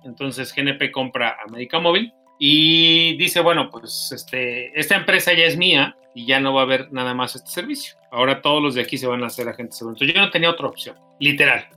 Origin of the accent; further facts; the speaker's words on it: Mexico City, Mexico; nací, crecí en Iztapalapa, en las orillas de Iztapalapa, muy pegadito a los Reyes La Paz